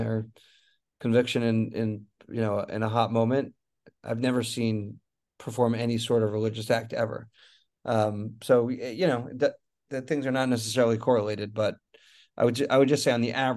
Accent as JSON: {"language": "English", "country": "United States", "also_born_or_lived": "Israel", "moved": "as an adult", "said": "as an American"}